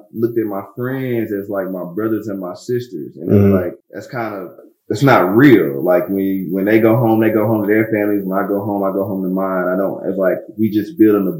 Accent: Durham, North Carolina, United States; I'm from Durham, North Carolina

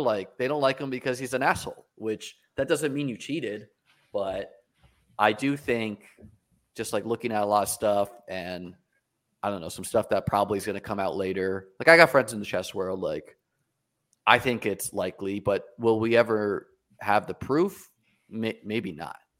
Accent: New Hampshire, United States; moved away; also born or lived in New York City; I grew up in New Hampshire playing chess

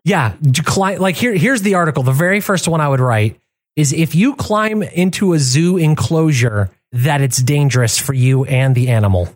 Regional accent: Michigan, United States; I grew up in in Michigan

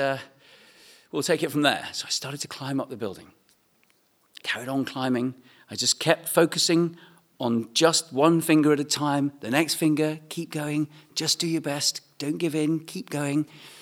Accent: East Anglia, East of England, United Kingdom; I'm from East Anglia

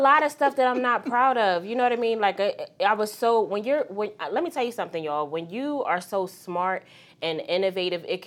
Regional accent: Philadelphia, Pennsylvania, United States; also born or lived in Poconos; I come from West Philly. So in the heart of West Philly

